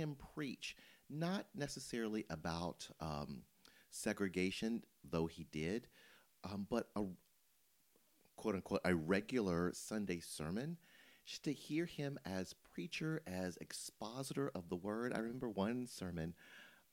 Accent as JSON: {"language": "English", "town": "Memphis", "region": "Tennessee", "country": "United States", "tie": "born or raised there", "said": "I grew up in Memphis"}